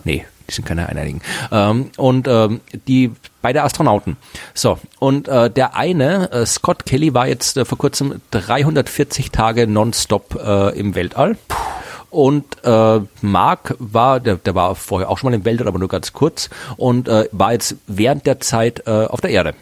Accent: Austria; now in Germany; bei uns in Österreich

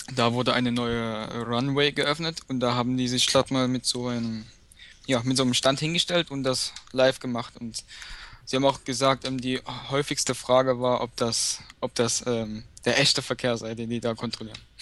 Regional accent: Dresden, Saxony, Germany; ich komme aus Dresden

